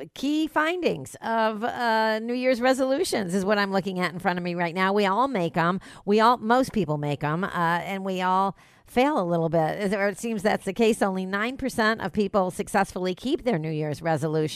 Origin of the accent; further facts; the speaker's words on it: New York, United States; now in Dallas, United States; Growing up Italian, growing up in New York, being raised in the restaurant business